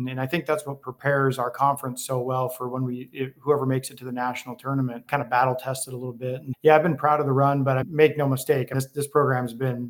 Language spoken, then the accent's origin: English; Gig Harbor, Washington, United States; moved away as an adult; also born or lived in Santa Barbara, United States; now in Arizona, United States; I grew up in Gig Harbor, but went to Tacoma Community College for 1 year, then played in Santa Barbara for a year